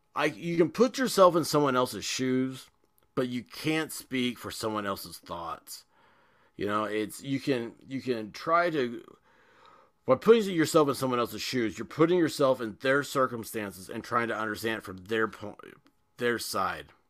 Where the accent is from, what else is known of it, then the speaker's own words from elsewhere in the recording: Tennessee, United States; I'm from Tennessee